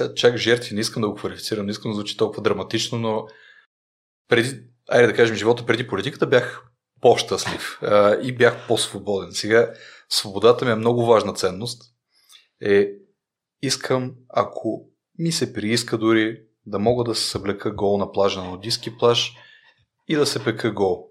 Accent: Rhodope Mountains, Bulgaria; съм от Родопите

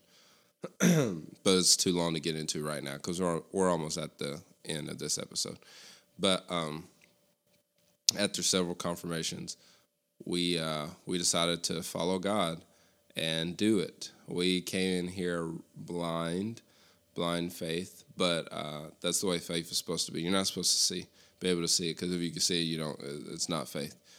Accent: Lexington, Tennessee, United States; also born or lived in Cleveland, Tennessee / Abingdon, Virginia; now in Bristol, United States; Lexington, Tennessee, my hometown

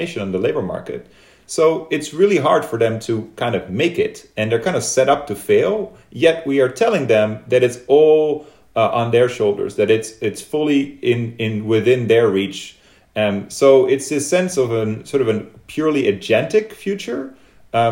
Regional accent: Netherlands; moved away as an adult; now in United States; when I moved to the US, I was from Holland.

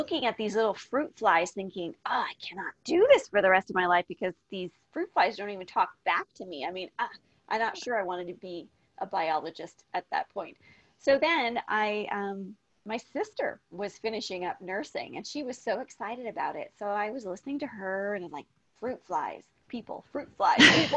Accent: Canada; moved away as an adult; also born or lived in Las Vegas, Nevada; I'm originally from Canada

